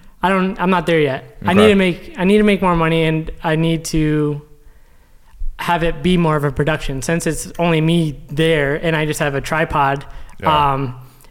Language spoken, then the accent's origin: English; West Haven, Connecticut, United States; I'm from West Haven, Connecticut. If you don't know where that is, right next to New Haven.